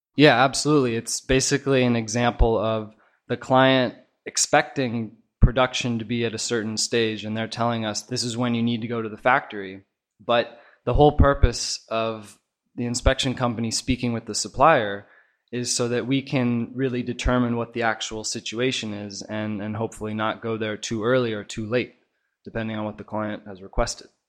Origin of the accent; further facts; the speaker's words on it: Oregon, United States; moved away as an adult; now in China; I'm from Oregon originally, and I've been out here in China with In Touch for the last four years